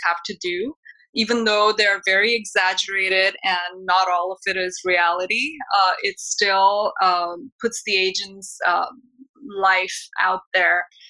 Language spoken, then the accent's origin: English; Mumbai, Maharashtra, India; moved away as an adult; also born or lived in Portland, Oregon; now in Los Angeles, United States; I was born and raised in Mumbai, India, moved to United States almost 18 years ago when I got married to my husband